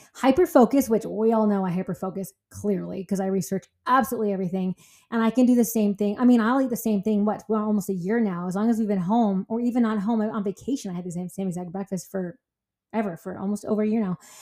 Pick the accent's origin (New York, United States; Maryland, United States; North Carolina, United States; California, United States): California, United States; I'm from California